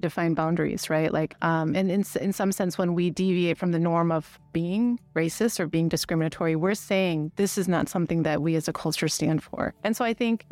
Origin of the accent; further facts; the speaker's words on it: United States; moved away; I'm Asian American, so I grew up Asian in a very Caucasian culture.